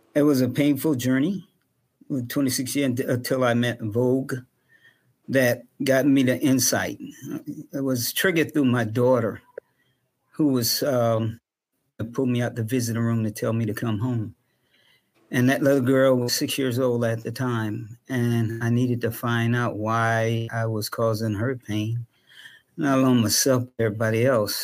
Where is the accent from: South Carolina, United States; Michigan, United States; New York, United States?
South Carolina, United States; Charleston; I myself went through a lot of racial injustice growing up in Charleston, South Carolina